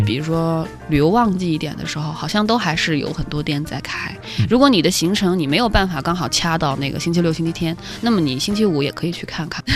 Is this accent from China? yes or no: yes; China; 可能我们中国人就是总是会觉得